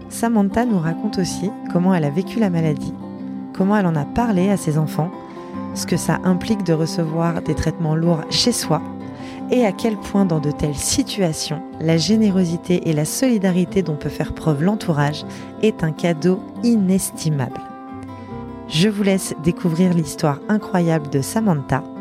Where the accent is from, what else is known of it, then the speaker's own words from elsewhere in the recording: Toulouse, Occitania, France; Je viens de Toulouse.